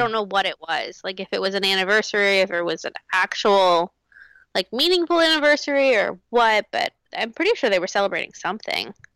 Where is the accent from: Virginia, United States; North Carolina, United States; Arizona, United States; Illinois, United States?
North Carolina, United States; I grew up in North Carolina